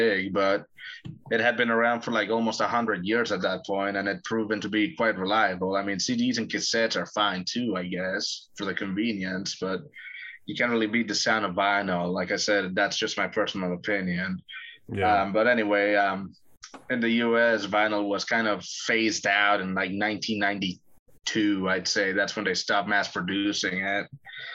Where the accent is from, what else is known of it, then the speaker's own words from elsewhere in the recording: Medellín, Antioquia, Colombia; Medellin, especially, the city where I come from